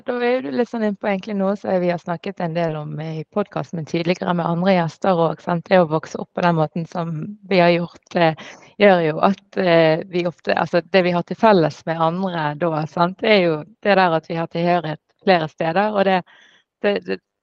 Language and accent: Norwegian; Norway; born or raised there